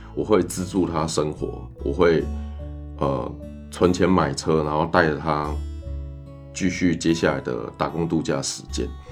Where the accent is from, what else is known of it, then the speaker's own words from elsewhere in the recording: Taiwan; 我们台湾人